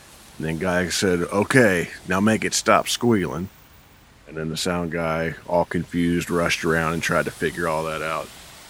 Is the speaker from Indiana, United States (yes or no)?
yes; Wanamaker, Indiana, United States; now in Nashville, United States; I'm from Wanamaker, Indiana.